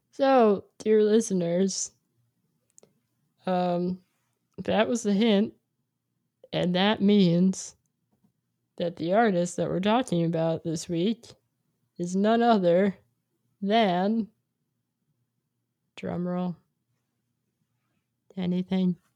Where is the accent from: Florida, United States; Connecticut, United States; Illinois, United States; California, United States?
California, United States; I'm from California.